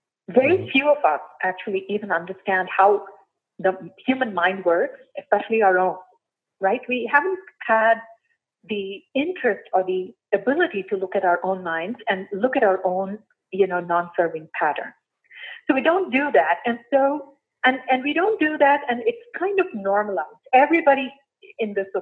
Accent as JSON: {"language": "English", "country": "India", "tie": "born or raised there", "moved": "as an adult", "said": "I was born and raised in India"}